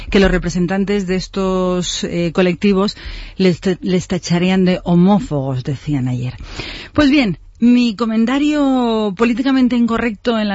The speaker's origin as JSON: {"language": "Spanish", "country": "Spain", "said": "que pagará el consorcio, que somos todos los españoles."}